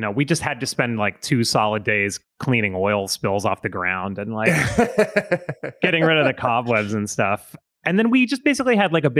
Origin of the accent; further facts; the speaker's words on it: Florida, United States; I grew up in Florida